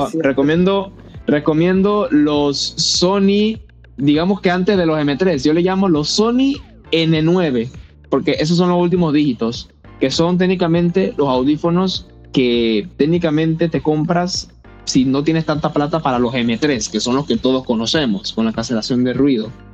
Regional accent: Almirante, Bocas del Toro, Panama; yo soy de Panamá, pero yo que ah, soy bien lejos. Yo soy de Bocas del Toro, Almirante

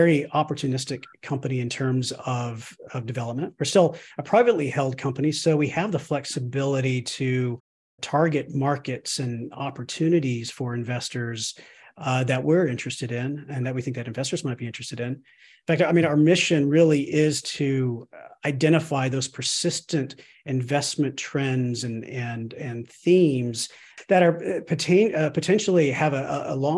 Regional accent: Austin, Texas, United States; moved away as an adult; also born or lived in Chicago, Illinois / Rockville, Maryland; I'm originally from Austin, Texas

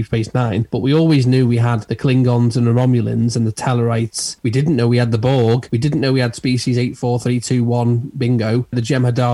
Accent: England, United Kingdom; we're English

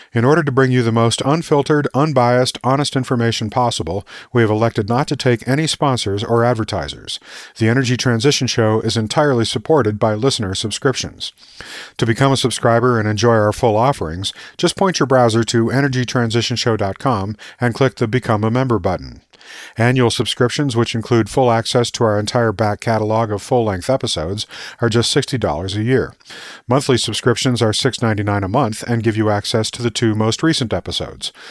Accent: Tucson, Arizona, United States; I grew up in Tucson, Arizona

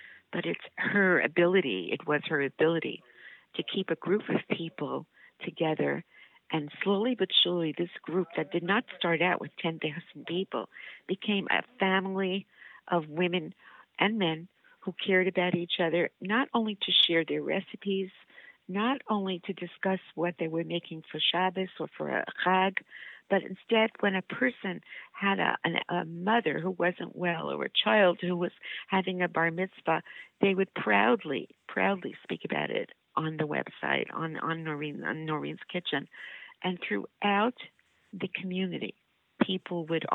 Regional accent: New York, United States; moved away as an adult; also born or lived in Montreal; I'm a New Yorker

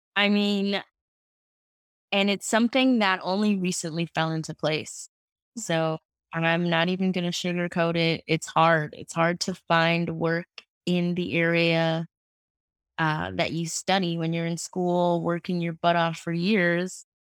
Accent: New York City, New York, United States; I am from Queens, New York.

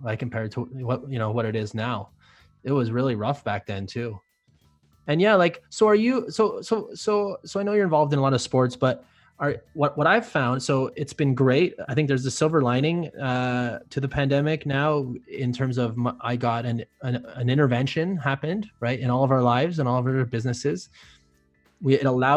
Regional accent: Canada; being a Canadian

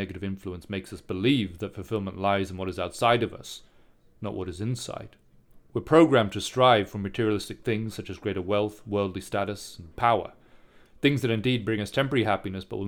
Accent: Singapore; I grew up in Singapore

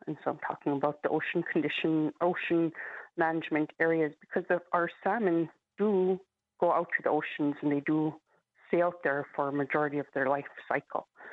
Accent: St. Mary's, Alaska, United States; moved away as an adult; I grew up in St. Mary's, Lower Yukon River.

